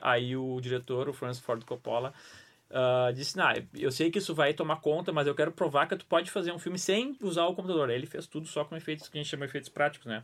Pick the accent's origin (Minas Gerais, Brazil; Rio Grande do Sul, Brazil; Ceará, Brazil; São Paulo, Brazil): Rio Grande do Sul, Brazil; Bagé; eu sou de Bagé. Eu cresci com medo de lobisomem